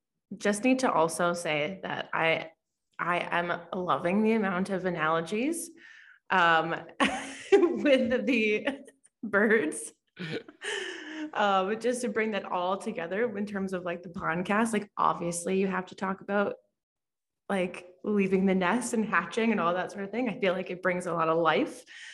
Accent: Lethbridge, Alberta, Canada; born there; also born or lived in Calgary; I was born in Lethbridge. Just south of Calgary. And then we moved around a lot when I was younger. And then we've been in Calgary for 22 years.

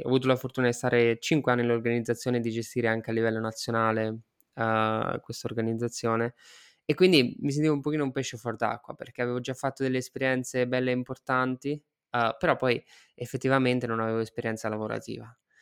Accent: Marche, Italy; moved away as an adult; also born or lived in India / London / Malaysia / Spain; sono un marchigiano, sono partito dall'Italia

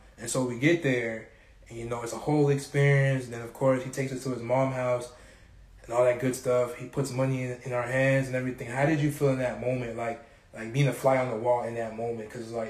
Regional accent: South Florida, United States; I grew up in South Florida.

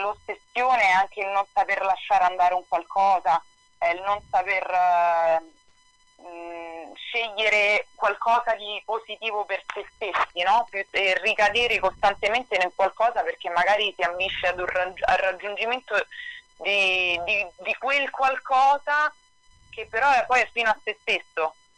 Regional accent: Italy; moved away as an adult; also born or lived in New York, United States

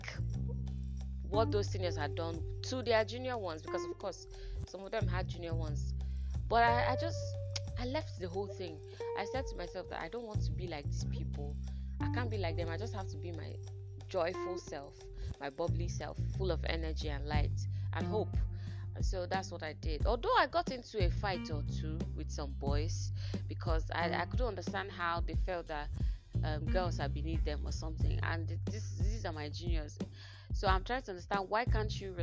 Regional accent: Enugu State, Nigeria; also born or lived in Owerri, Imo State / Port Harcourt, Rivers State; by primary four, second term, I came down to Enugu State and I started schooling here. So I did the whole of my secondary school degree and my university degree here in Enugu State

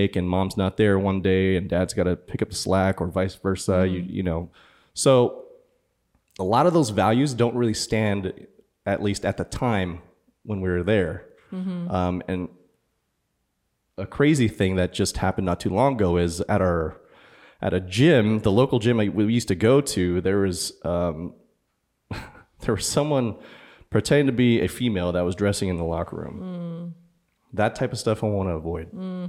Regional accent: California, United States; also born or lived in San Diego / Fresno; It sucks because I was born and raised in California. I grew up Bay Area, went to San Diego for college for a little bit, went to Fresno, graduated Fresno, lived there for 7 years, went back to San Diego.

